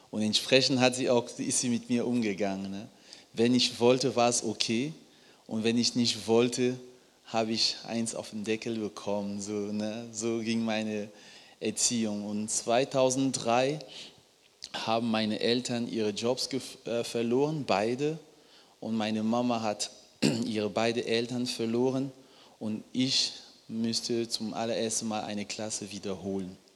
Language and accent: German; Cameroon; Ich komme ursprünglich aus Kamerun, Baujahr 1988. Und in Kamerun ist es so, wenn ein Paar heiratet